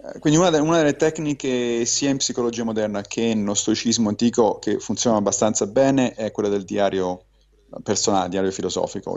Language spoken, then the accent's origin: Italian; Rome, Lazio, Italy; moved away as an adult; also born or lived in New York, United States; now in United States; sono ovviamente cresciuto a Roma e quindi cattolico